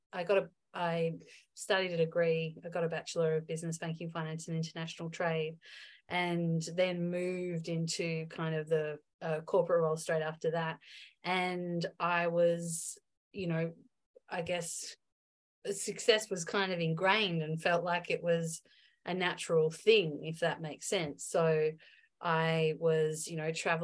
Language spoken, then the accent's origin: English; Melbourne, Victoria, Australia; moved away as an adult; also born or lived in Byron Bay; I went to a private girls' school in my hometown of Melbourne